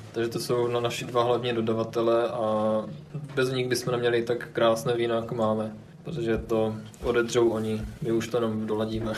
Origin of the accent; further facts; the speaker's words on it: near Ostrava, Moravian-Silesian Region, Czechia; moved away as an adult; also born or lived in Brno; jsem původem od Ostravy